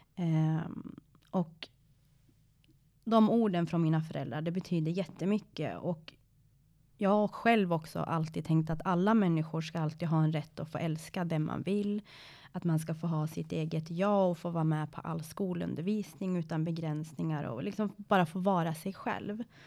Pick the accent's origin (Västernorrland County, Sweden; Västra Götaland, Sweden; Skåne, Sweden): Västernorrland County, Sweden; Sundsvall; also born or lived in Iran; i Sundsvall där jag är uppvuxen